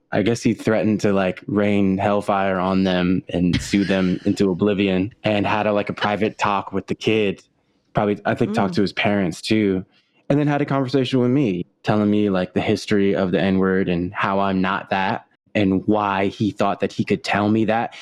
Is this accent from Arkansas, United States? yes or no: no; Los Angeles, California, United States; my mom and my grandma my uncles and my cousins we all grew up in la together